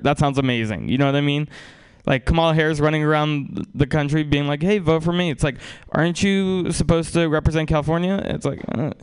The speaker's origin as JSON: {"language": "English", "country": "Russia", "tie": "born or raised there", "moved": "yes", "lives_now": "United States", "said": "I wasn't uh, born in America. I was born in Russia"}